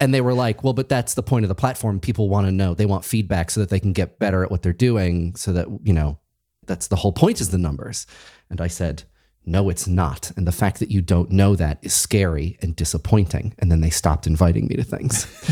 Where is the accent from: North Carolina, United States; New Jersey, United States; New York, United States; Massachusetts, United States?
Massachusetts, United States; I'm from Massachusetts